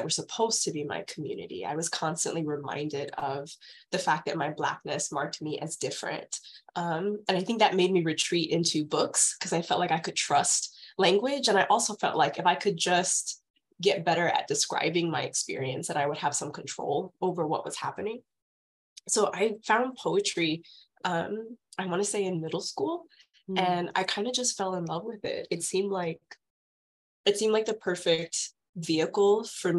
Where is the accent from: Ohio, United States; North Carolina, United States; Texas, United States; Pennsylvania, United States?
Texas, United States; San Antonio; also born or lived in Houston, Texas; I'm from Texas. I've kind of lived in a bunch of different major cities in Texas, but I grew up in San Antonio